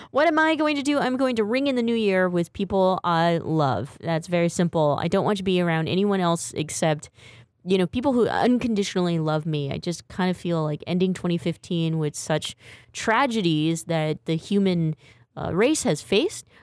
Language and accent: English; Boston, Massachusetts, United States; No, I grew up in Boston, Massachusetts.